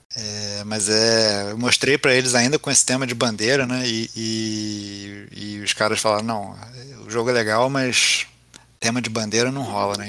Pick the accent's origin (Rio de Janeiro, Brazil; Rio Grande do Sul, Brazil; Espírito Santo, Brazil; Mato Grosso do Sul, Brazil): Rio de Janeiro, Brazil; sou carioca, vascaíno